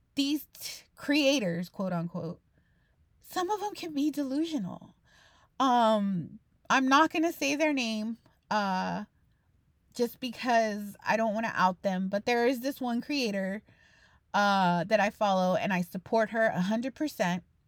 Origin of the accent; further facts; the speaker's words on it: Texas, United States; I'm a Texan